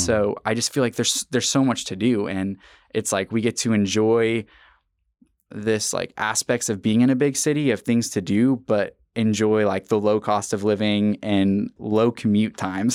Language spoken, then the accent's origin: English; Tulsa, Oklahoma, United States; also born or lived in Norman, Oklahoma; I loved Tulsa because I mean, it was my hometown